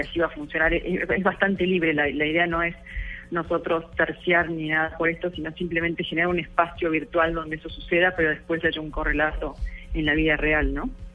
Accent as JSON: {"language": "Spanish", "country": "Argentina", "said": "Soy argentina"}